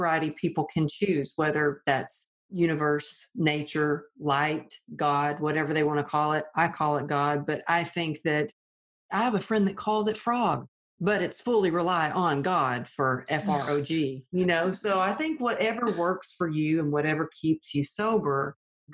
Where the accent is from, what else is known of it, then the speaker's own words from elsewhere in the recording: Texas, United States; I grew up in the Bible Belt of Texas